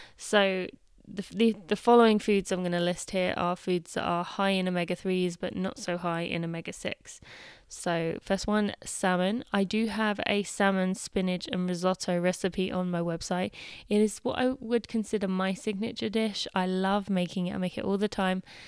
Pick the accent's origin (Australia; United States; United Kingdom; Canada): United Kingdom; being British